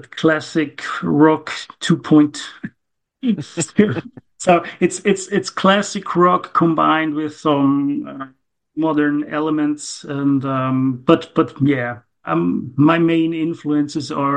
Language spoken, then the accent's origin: English; Gommiswald, St. Gallen, Switzerland; also born or lived in near Zurich; I'm from Switzerland, Zurich. Near Zurich is my location